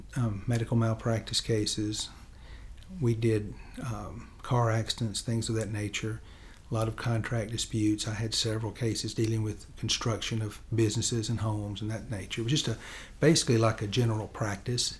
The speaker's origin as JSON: {"language": "English", "town": "Henderson", "region": "Tennessee", "country": "United States", "tie": "born or raised there", "said": "I grew up in Chester County."}